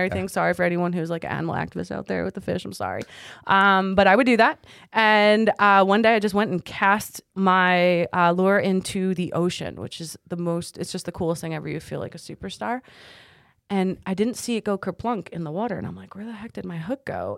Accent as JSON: {"language": "English", "town": "Toms River", "region": "New Jersey", "country": "United States", "tie": "born or raised there", "lives_now": "Beachwood, United States", "said": "grew up in Tom's River"}